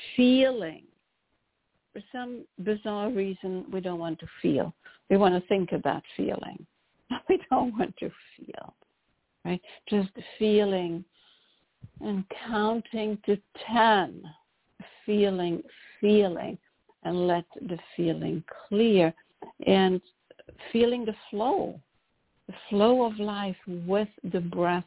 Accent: Brussels, Brussels-Capital Region, Belgium; moved away as an adult; also born or lived in London; now in Chicago, United States; I, I was born in Brussels

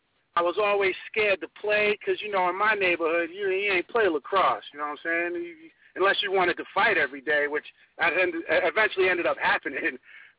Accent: Huntington, New York, United States; I'm from Huntington, Long Island.

